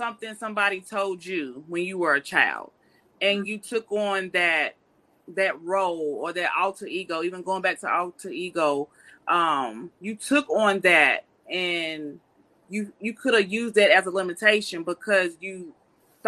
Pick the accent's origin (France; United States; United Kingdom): United States; North Carolina; I'm from North Carolina. I'm a country girl.